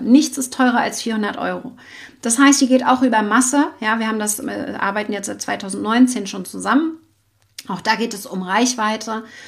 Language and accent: German; Schwerin, Mecklenburg-Vorpommern, Germany; ich bin ja aus Mecklenburg-Vorpommern in Schwerin